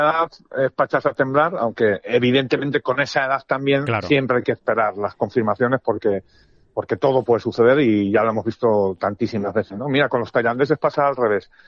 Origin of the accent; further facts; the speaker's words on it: Spain; yo soy de España, como español, europeo